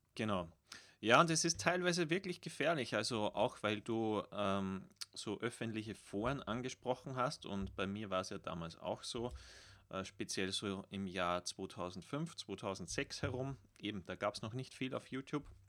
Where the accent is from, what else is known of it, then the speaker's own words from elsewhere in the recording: Austria; als Österreicher